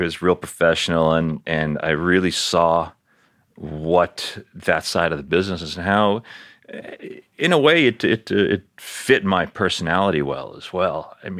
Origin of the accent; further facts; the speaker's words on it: New York City, New York, United States; moved away as an adult; also born or lived in Miami / Colorado; I grew up in Queens